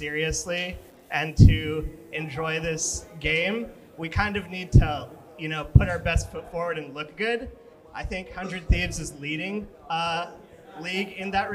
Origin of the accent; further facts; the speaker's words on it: New York City, New York, United States; Right here, Chinatown, New York